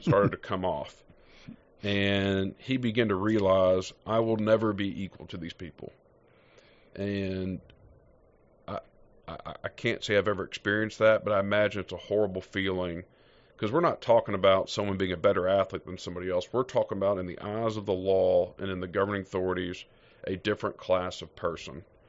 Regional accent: United States; as an American

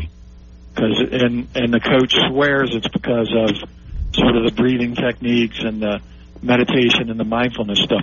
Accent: Memphis, Tennessee, United States; Lausanne Collegiate School, which is in Memphis, Tennessee, my hometown

